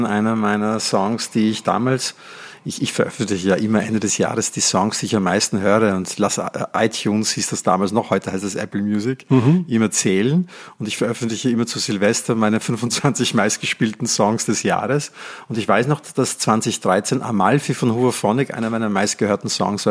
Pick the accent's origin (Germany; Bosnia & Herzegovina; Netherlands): Netherlands; now in Austria; Ich bin gebürtiger Holländer und lebe in Österreich